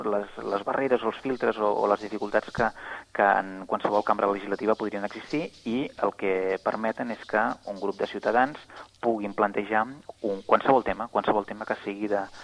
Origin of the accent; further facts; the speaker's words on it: Catalonia, Spain; com a catalans eh, eh, i catalanes